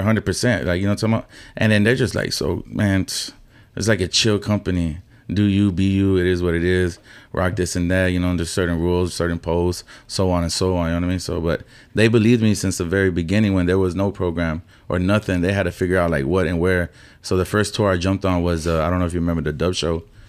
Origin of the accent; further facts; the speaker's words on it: Houston, Texas, United States; I grew up in Magnolia. Then, when I was in my teenage years, I moved to the southeast side off of forty-five and Monroe